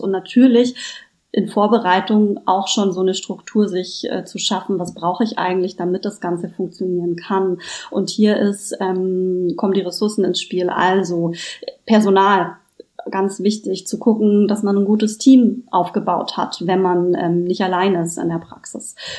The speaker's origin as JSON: {"language": "German", "country": "Germany", "moved": "yes", "lives_now": "Berlin, Germany", "said": "Ich komme ursprünglich vom schönen Bodensee und bin aber schon sehr lange Wahlberlinerin."}